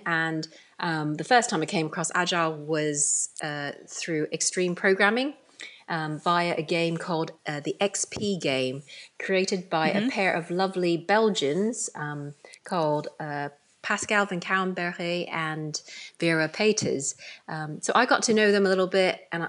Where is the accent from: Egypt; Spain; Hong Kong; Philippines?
Hong Kong; born there; I was born in Hong Kong. So if you like, I'm of, you know, Chinese origin, even though I'm British.